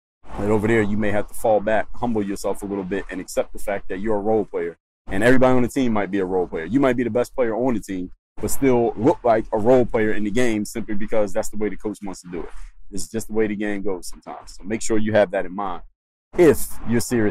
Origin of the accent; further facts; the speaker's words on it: Philadelphia, Pennsylvania, United States; now in Miami, United States; I'm from Philly.